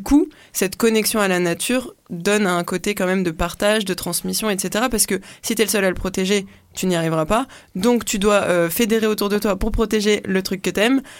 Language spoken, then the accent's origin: French; French Guiana; je suis née en Guyane